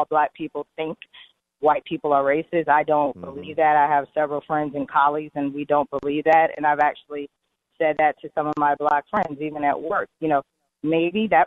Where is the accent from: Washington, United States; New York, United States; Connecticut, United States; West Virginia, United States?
Connecticut, United States; now in Atlanta, United States; I grew up in Connecticut in a very diverse community